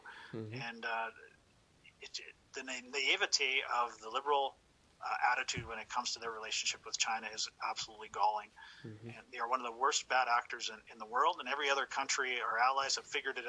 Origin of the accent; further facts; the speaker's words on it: Canada; as a Canadian, I'm embarrassed of our current leadership